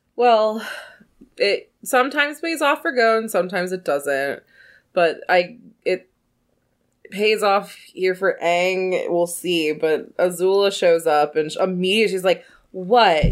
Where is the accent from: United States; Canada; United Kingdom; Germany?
United States; the South; I grew up in the South